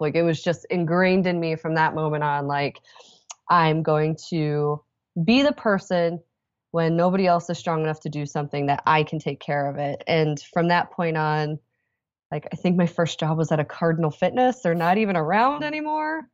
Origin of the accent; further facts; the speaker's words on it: Indianapolis, Indiana, United States; I'm from Indianapolis